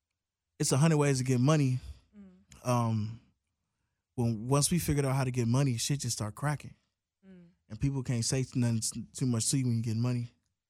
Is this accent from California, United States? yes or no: yes; Long Beach, California, United States; also born or lived in Compton, California; I was born in Compton. You're born in Compton. Then I moved to Long Beach.